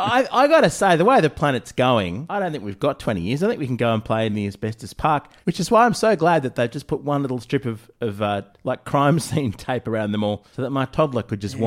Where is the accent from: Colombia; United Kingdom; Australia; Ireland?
Australia; Sydney, New South Wales; we're from Sydney